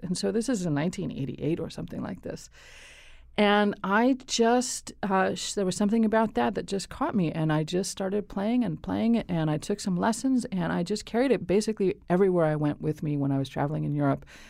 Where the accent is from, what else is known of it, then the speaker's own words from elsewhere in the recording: United States; moved away as an adult; also born or lived in Hungary; for me as an American coming to Hungary